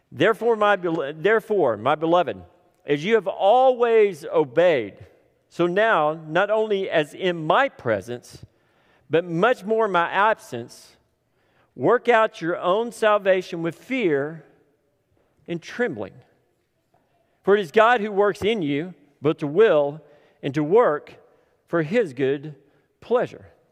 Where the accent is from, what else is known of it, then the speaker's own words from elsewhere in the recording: Tipton, Oklahoma, United States; I grew up in Tipton